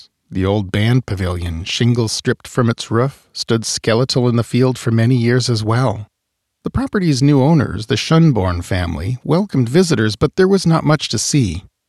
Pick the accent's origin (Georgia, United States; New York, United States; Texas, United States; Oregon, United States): Oregon, United States; Molalla; moved away; I grew up on Wilhoit Road, Route 1, Box 348B to be precise, so I was a relatively frequent visitor in the mid-1970s, although there wasn't much to do there.